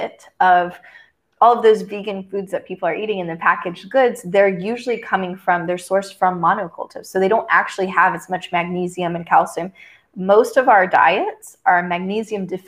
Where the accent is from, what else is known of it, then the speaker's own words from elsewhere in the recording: Texas, United States; moved away; I grew up in Texas